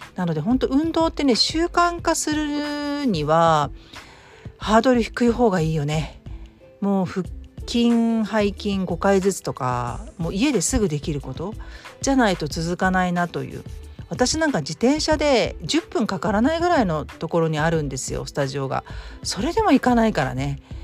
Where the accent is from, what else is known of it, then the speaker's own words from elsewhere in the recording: Kanto, Japan; moved away as an adult; now in Kansai, Japan; 私も関東出身